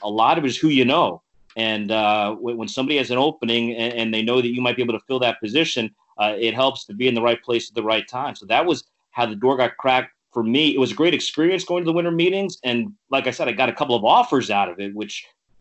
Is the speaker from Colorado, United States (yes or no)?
no; South Florida, United States; moved away as an adult; also born or lived in Rochester / San Diego / Boston; I grew up in South Florida